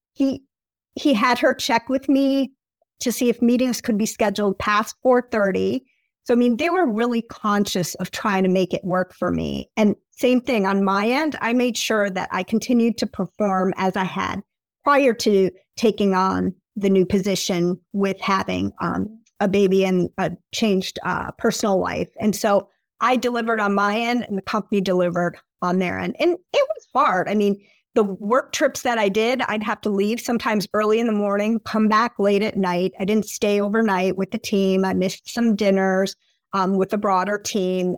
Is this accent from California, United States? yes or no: no; Appleton, Wisconsin, United States; moved away as an adult; also born or lived in Michigan / New York / Washington, D.C.; I grew up in Appleton, Wisconsin. The accent comes out when I say Wisconsin